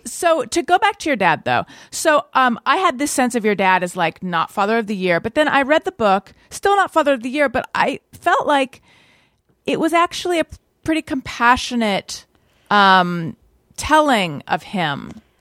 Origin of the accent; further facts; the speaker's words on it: Orange County, California, United States; I was born in Northern California, grew up in Orange County